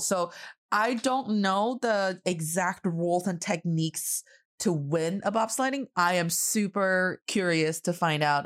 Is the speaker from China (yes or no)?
yes; Northeast China, China; now in Beijing, China; I am proudly representing the cold Northeast part of China